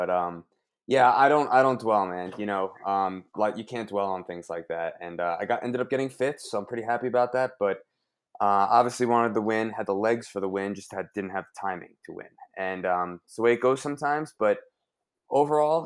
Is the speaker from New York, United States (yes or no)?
yes; New York, United States; I'm not from Jersey. I'm from New York